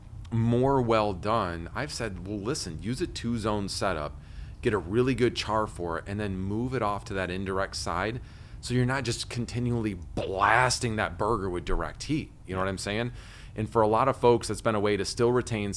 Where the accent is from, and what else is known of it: Michigan, United States; first language English